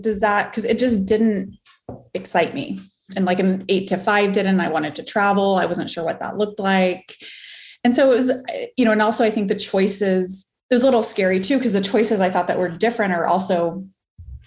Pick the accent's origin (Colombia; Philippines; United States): United States; Farmington, New Mexico; moved away as an adult; I am from Farmington, New Mexico, small town in New Mexico, northwest corner, born and raised there till I was 18, left for college